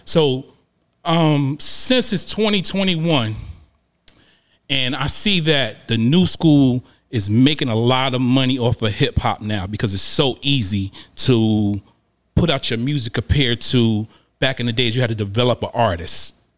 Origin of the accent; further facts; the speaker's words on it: New York, United States; I'm originally from New York, New Jersey area.